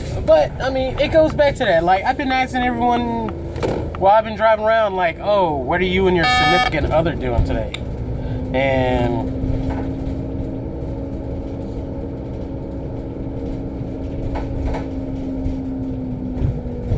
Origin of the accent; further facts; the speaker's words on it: United States; I'm an American